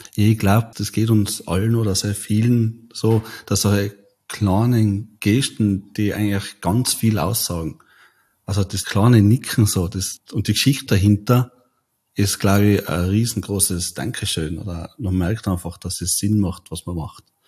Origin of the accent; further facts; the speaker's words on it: Tyrol, Austria; bei uns in Tirol